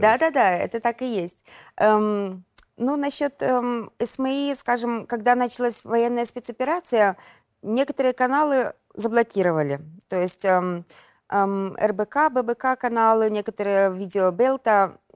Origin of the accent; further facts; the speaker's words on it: Belarus; moved away as an adult; мы белорусы